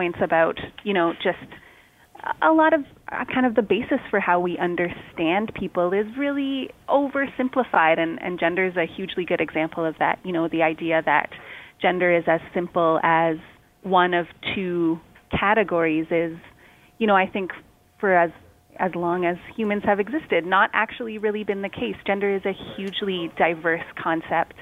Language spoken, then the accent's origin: English; Toronto, Ontario, Canada; I'm from Toronto and have spent most of my life here